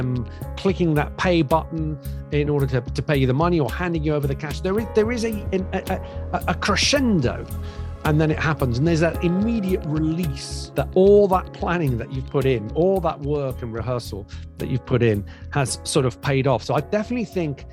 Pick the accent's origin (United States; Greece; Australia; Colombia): Greece; moved away; I grew up in Greece.